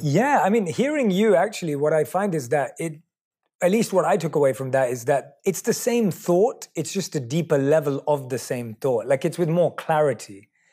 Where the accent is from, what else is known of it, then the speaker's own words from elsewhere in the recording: London, United Kingdom; I was born and raised in London